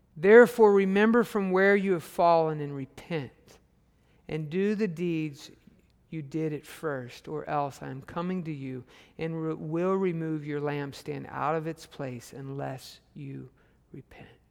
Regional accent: Arkansas, United States; I'm from Arkansas

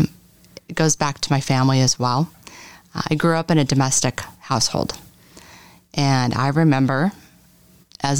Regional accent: Boise, Idaho, United States; So originally, I'm a native. I'm from the Boise area

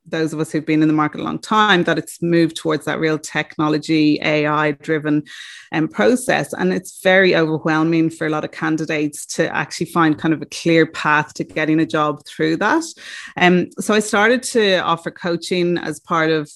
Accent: Ireland; moved away as an adult; also born or lived in Australia; I am from Ireland and came to Australia a week after I graduated

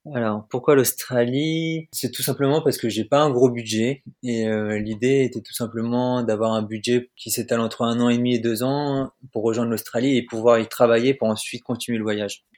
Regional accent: Normandy, France; also born or lived in Orbec; je viens de Normandie et je suis actuellement en Zambie.

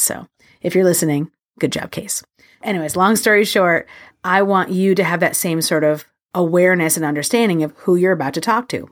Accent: New York City, New York, United States; I'm a New Yorker

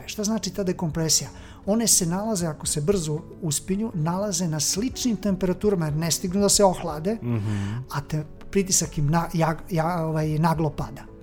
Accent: Serbia

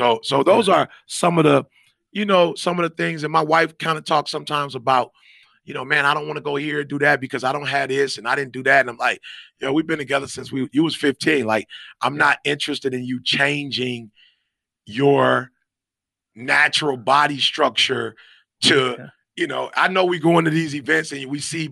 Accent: Detroit, Michigan, United States; now in Grand Ledge, United States; I'm from Detroit

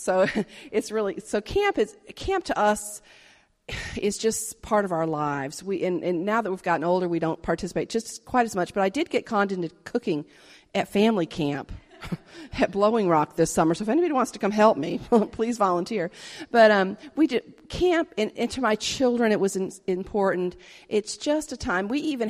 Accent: Lenox, Massachusetts, United States; I grew up in a little evangelical free church and then Hope Church in Lenox, Massachusetts

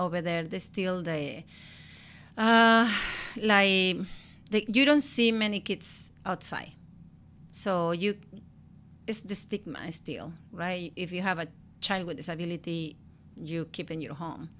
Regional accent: Guerrero, Mexico; English is a second language; moved away as an adult; now in Washington, United States; I was born and raised in Mexico, in Guerrero State

